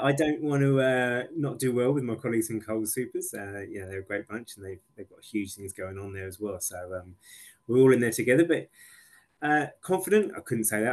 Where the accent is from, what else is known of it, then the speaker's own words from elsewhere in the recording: England, United Kingdom; now in Australia; as an English person